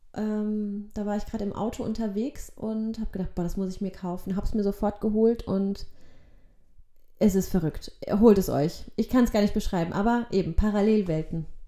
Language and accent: German; Germany; also born or lived in Poland; ich war ein Jahr alt, als wir dann nach Deutschland gekommen sind